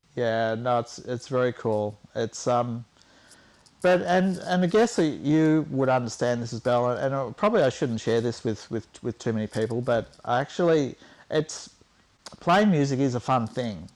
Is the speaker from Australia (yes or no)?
yes; Warragul, Victoria, Australia; We're from Warragul